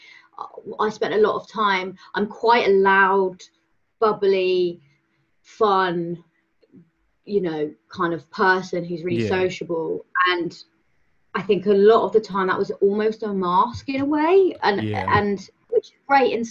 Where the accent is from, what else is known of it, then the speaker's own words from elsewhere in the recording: Cornwall, South West England, United Kingdom; I'm from Cornwall, so, small town